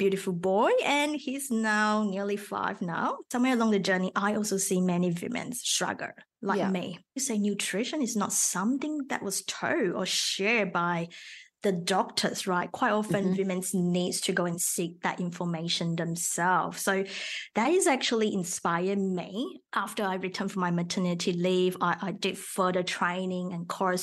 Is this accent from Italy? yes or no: no; Malaysia; first language Mandarin; English is a second language; moved away as an adult; also born or lived in Melbourne, Australia / Sydney, Australia; now in Australia; I originally from Malaysia